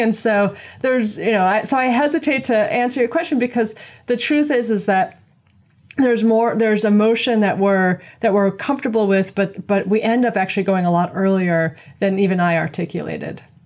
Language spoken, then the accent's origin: English; New York City, New York, United States; I'm from New York City